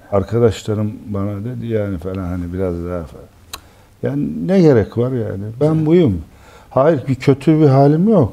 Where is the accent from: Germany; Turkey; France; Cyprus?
Turkey; Istanbul; ben Fatih çocuğum